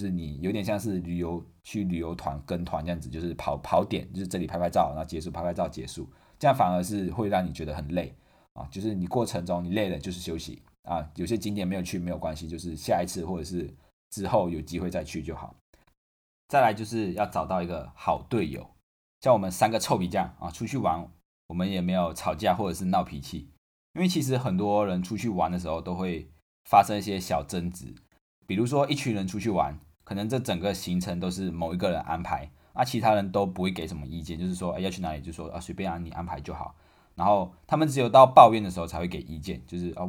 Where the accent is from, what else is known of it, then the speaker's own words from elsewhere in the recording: Taiwan; 因为身为台湾人要做的事情嘛，就是环岛